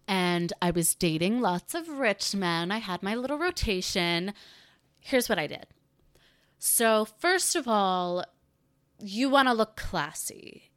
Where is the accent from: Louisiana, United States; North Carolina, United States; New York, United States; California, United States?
North Carolina, United States; growing up in the South, growing up in North Carolina, in the suburbs